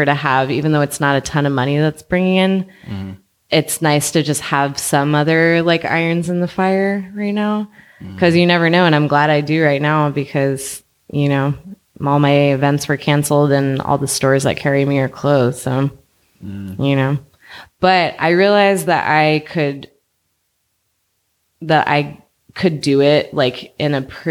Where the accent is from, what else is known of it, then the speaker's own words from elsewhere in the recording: Inland Empire, Southern California, United States; moved away as an adult; also born or lived in Orange County, California; now in Oakland, United States; I'm from the Inland Empire. So like outside of LA, mm-hmm, like Riverside County and San Bernardino County